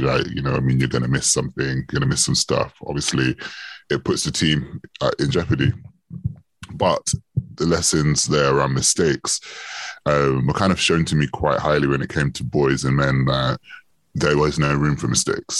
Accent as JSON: {"language": "English", "region": "London", "country": "United Kingdom", "tie": "born or raised there", "said": "I grew up in Northwest London. I still live in Northwest London"}